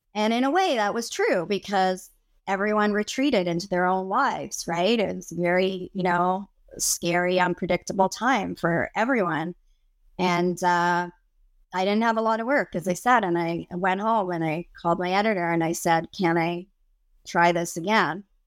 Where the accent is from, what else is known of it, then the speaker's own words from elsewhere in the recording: Canada; I'm Canadian